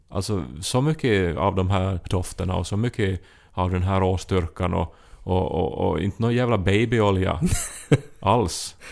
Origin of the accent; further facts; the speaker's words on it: Finland; som finlandssvensk är man van att vara en språklig minoritet